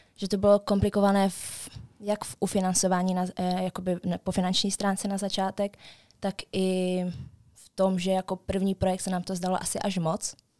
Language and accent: Czech; Český Těšín, Moravian-Silesian Region, Czechia; my jsme z Českého Těšína, takže vy, asi, asi 30 kilometrů do Stravy.